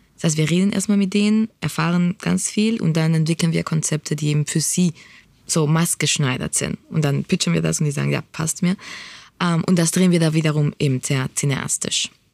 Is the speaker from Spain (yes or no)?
yes; Spain; now in Berlin, Germany; ich bin in Spanien aufgewachsen